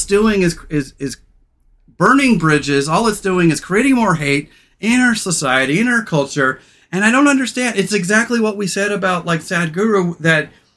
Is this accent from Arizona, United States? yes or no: no; Central Coast of California, United States; growing up on the Central Coast of California